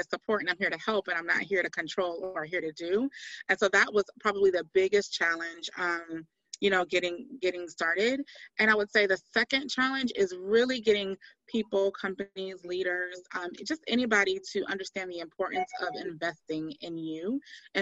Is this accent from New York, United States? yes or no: no; Miami, Florida, United States; now in Locust Grove, United States; I hail from Miami, Florida